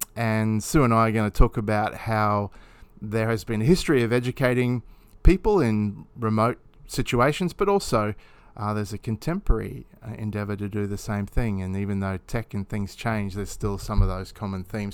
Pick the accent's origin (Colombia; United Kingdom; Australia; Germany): Australia; Roma, Queensland; I was born in Roma